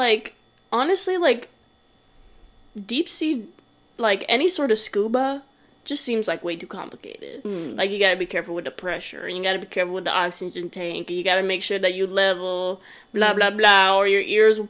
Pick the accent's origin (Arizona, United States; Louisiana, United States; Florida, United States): Florida, United States; growing up in Florida